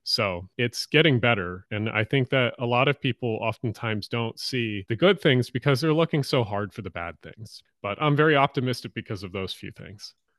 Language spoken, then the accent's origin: English; Glassboro, New Jersey, United States; also born or lived in Pitman, New Jersey; I grew up in two towns, one called Pittman and one called Glassboro, New Jersey